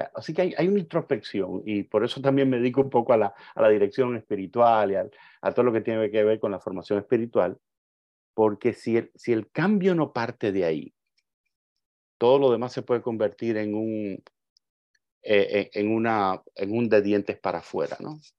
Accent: Cuba; yo soy un cubano

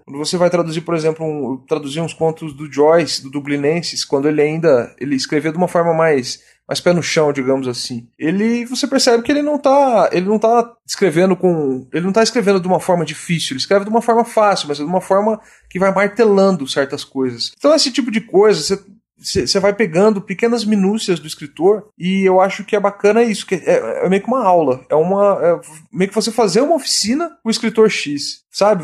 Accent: Cuiabá, Mato Grosso, Brazil; eu sou de Cuiabá, Mato Grosso

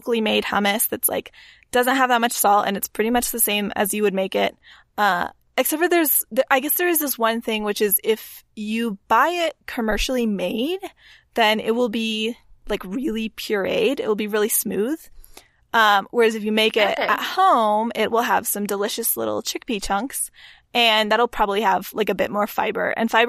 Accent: Texas, United States; I mean, okay, we're from Texas, Catherine. We have to be real that like hummus was not abound in the early 2000s in Central Texas.

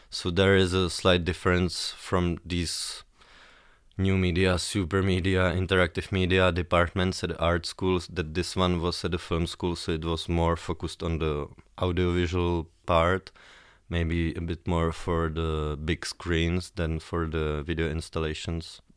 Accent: Prague, Czechia; I'm from Prague, born in Prague and based in Prague

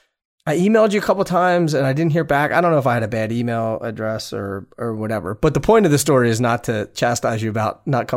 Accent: Pennsylvania, United States; you and I are both from Pennsylvania.

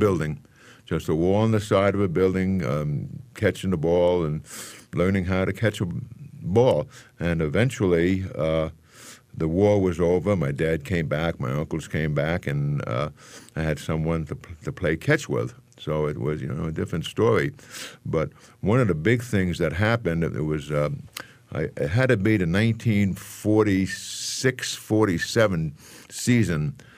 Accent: New York City, New York, United States; also born or lived in Manhattan; I was born in the Bronx

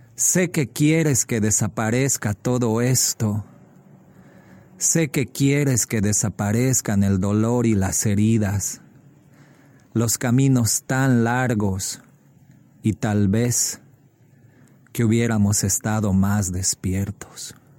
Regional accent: Bolivia; now in Chicago, United States; soy boliviano y vivo en Chicago

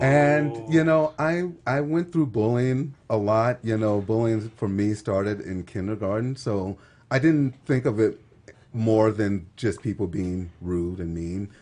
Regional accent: Texas, United States; moved away as an adult; now in Utah, United States; I'm from Texas

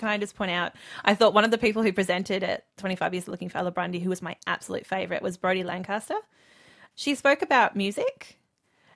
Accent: Melbourne, Victoria, Australia; I'm from Melbourne.

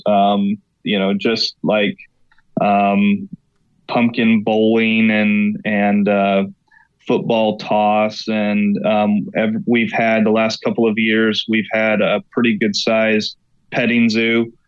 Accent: Oklahoma, United States; now in Elmira, United States; I'm born and raised in Oklahoma, kind of the middle of the Bible Belt

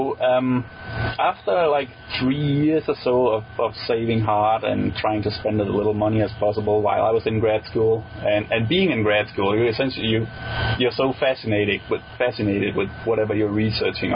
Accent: Denmark; English is a second language; moved away as an adult; also born or lived in Switzerland; I grew up in Denmark

